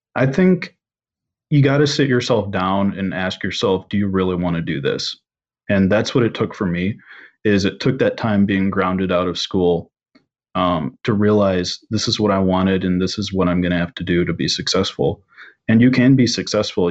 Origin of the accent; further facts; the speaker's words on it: Michigan, United States; growing up in Michigan